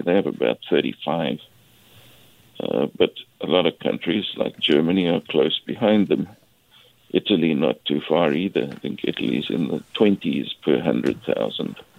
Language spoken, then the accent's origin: English; South Africa; now in Nanaimo, Canada; As you can hear from my accent, I'm originally from South Africa